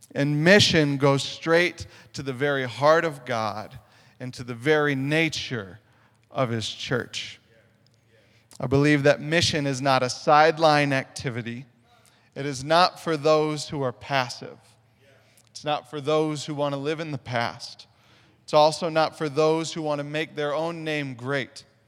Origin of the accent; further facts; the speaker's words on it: Sioux Falls, South Dakota, United States; moved away; I'm originally from Sioux Falls, South Dakota